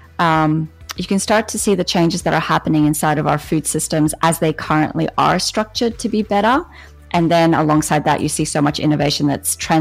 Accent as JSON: {"language": "English", "country": "Australia", "moved": "yes", "lives_now": "United States", "said": "We have this connection in Australia to our farmers"}